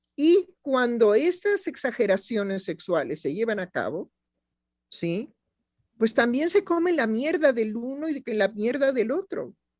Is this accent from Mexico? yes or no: yes; Mexico; como mexicana